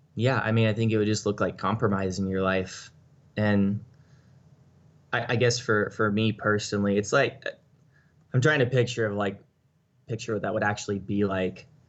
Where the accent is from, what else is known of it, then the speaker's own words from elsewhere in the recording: United States; as an American